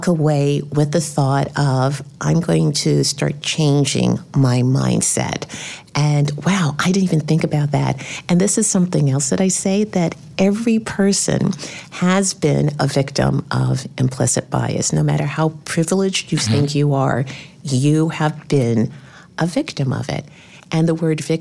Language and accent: English; New York City, New York, United States; I grew up in the South Bronx, single parent family.